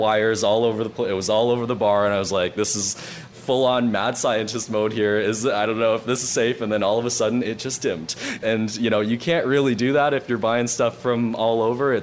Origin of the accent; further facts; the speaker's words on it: Toronto, Ontario, Canada; also born or lived in Markham; I grew up in Scarborough and then in Markham, which are kind of two suburbs of Toronto